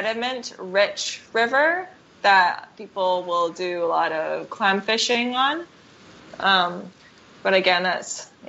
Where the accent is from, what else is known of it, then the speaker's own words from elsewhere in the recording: Vancouver, British Columbia, Canada; I'm from Vancouver.